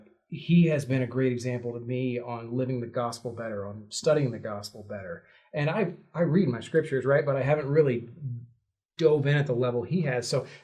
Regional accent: the South, United States; Growing up in the South was not an easy thing. You're told regularly, you're going to hell.

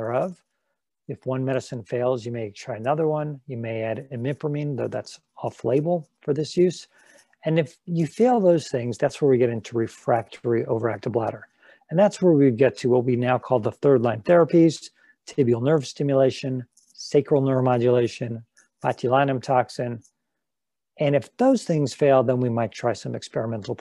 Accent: Los Angeles, California, United States; now in Cleveland, United States; I'm from Los Angeles, but I'm in Cleveland now

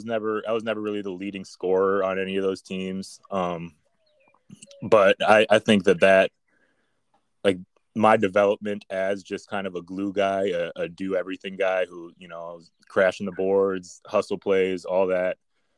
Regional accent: Minnesota, United States; moved away as an adult; growing up in Minnesota and playing for Hopkins

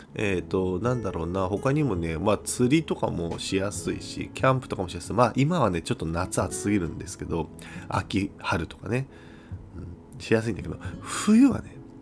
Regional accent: Kyushu, Japan; 僕ら九州人は

